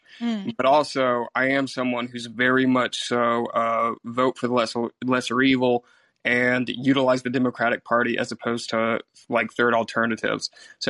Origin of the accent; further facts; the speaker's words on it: South Carolina, United States; I'm from South Carolina.